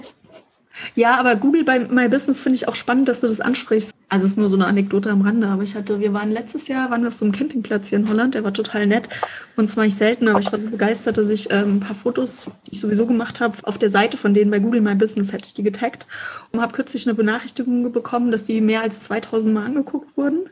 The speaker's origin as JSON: {"language": "German", "town": "Mainz", "region": "Rhineland-Palatinate", "country": "Germany", "said": "bei uns in Mainz"}